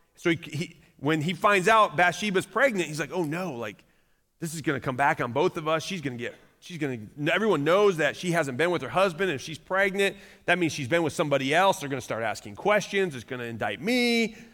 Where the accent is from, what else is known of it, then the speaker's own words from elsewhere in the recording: Michigan, United States; now in Noblesville, United States; I grew up in Michigan.